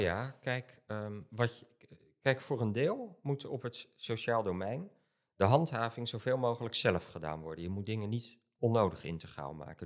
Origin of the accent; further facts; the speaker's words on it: Rotterdam, South Holland, Netherlands; ik kom zelf uit Rotterdam